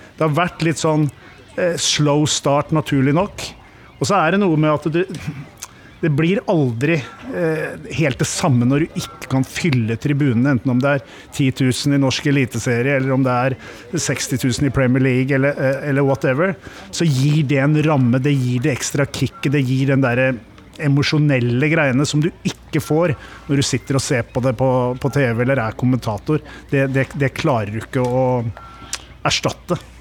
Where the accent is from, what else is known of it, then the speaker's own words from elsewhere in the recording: Åsgårdstrand, Vestfold, Norway; jeg er jo vokst opp i Åsgårdstrand